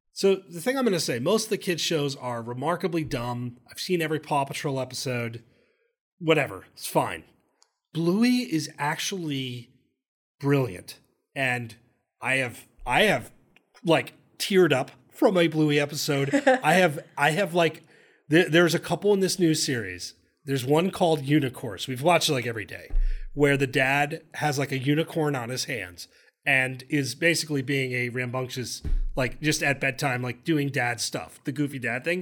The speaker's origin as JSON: {"language": "English", "region": "New Jersey", "country": "United States", "moved": "yes", "said": "I'm from Jersey originally, so there is some Rutgers love in in the blood"}